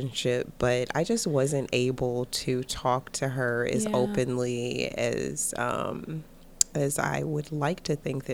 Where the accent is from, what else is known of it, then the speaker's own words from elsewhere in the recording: Cleveland, Ohio, United States; I'm originally from Cleveland, Ohio. So I'm right here in the local area.